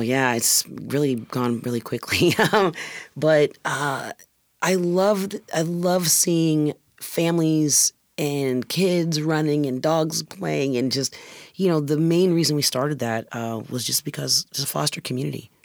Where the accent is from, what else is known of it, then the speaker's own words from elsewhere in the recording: Indiana, United States; moved away as an adult; now in Washington, United States; I was born and raised in Indiana